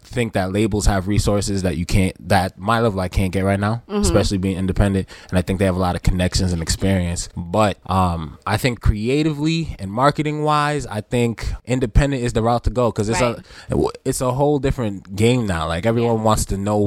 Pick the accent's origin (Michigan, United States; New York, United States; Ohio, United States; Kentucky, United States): New York, United States; Hempstead; I'm from Hempstead, New York